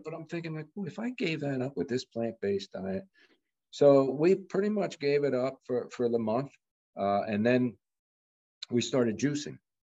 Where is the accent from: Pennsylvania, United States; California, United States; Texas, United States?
Pennsylvania, United States; Bucks County; also born or lived in Montgomery County, Pennsylvania; Bucks County, which I grew up in Pennsylvania, mm. and I lived in Montgomery County